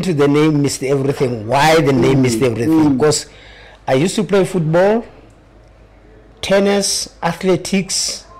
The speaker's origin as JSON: {"language": "English", "town": "Welkom", "region": "Free State", "country": "South Africa", "said": "Originally, I'm from Welkom, in the Free State."}